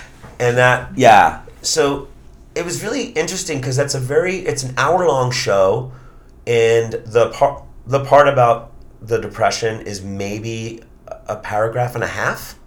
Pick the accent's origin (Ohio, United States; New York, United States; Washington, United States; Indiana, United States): New York, United States; New York City; also born or lived in Long Island; I grew up in Queens